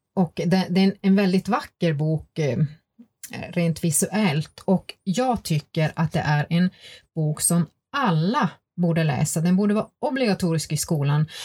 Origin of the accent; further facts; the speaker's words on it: Gällivare, Norrbotten County, Sweden; moved away; jag kommer ju själv ursprungligen från Gällivare och hade samiska elever i min klass